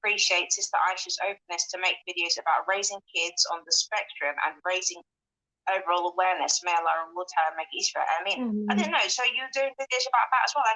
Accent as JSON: {"language": "English", "region": "London", "country": "United Kingdom", "tie": "born or raised there", "moved": "as an adult", "lives_now": "Newcastle, United Kingdom", "said": "I'm from London, I grew up there"}